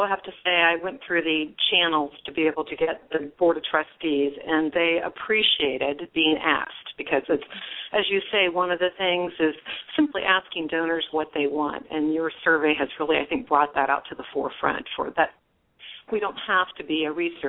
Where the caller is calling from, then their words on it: Ohio, United States; Actually, I'm calling from Ohio